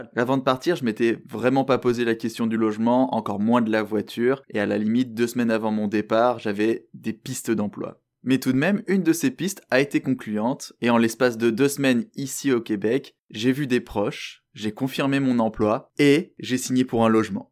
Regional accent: France; accent: French; moved away as an adult; now in Montreal, Canada; je suis français avec une citoyenneté canadienne.

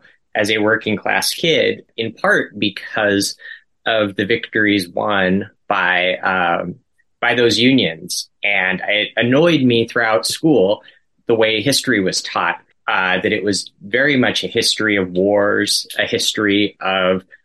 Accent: Aberdeen, Washington, United States; moved away as an adult; now in Tacoma, United States; I grew up in Aberdeen

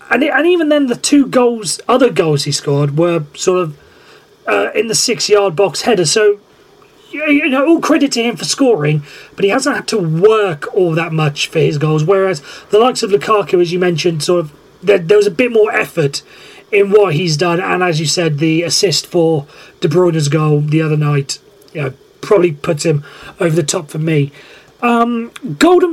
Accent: Welsh, Wales, United Kingdom; being Welsh

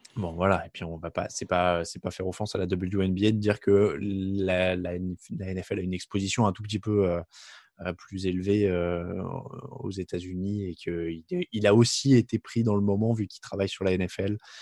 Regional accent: France; je suis français

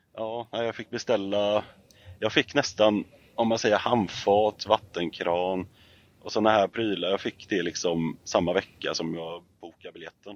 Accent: Sweden; Jag är uppvuxen i Fagerfjäll och eh, Rönnen

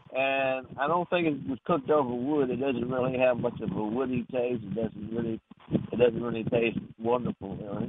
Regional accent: Norfolk, Virginia, United States; moved away; I'm from Virginia, so I'm curious to know. I'm from the southern part down in Norfolk

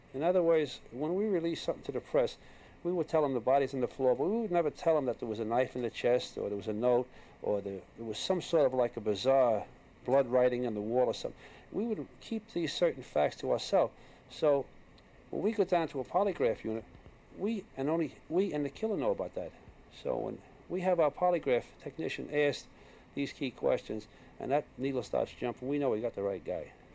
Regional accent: New York, United States; I was born in New York and uh, I was born in the streets. I was born in an Irish neighborhood

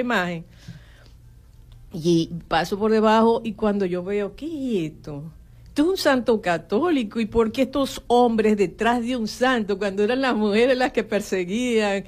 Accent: Venezuela; also born or lived in Houston; yo tuve que salir de Venezuela

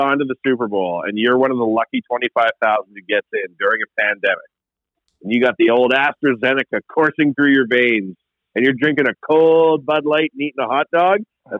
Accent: Canada

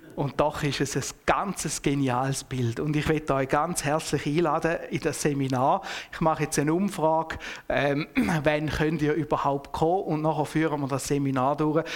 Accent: Switzerland; als Schweizer

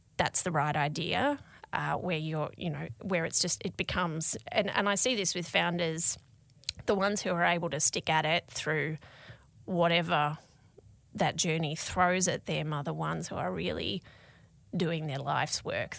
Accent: Tasmania, Australia; moved away; I was from Tasmania and I wasn't living, you know, with my parents, I was living away from home

